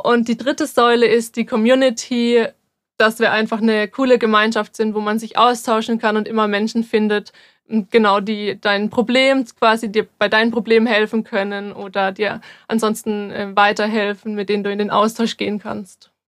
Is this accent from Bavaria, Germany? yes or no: yes; near Würzburg, Bavaria, Germany; ich bin 24 und ich komme auch aus der Nähe von Würzburg